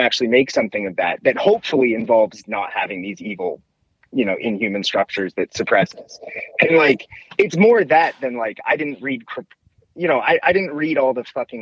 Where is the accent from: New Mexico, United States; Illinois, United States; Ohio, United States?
Ohio, United States; Cincinnati; I'm from Cincinnati